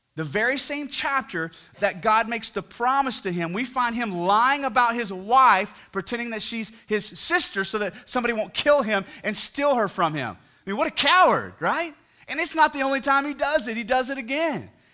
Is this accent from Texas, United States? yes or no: yes; near Fort Worth, Texas, United States; now in Fort Worth, United States; I'm close to my hometown where I grew up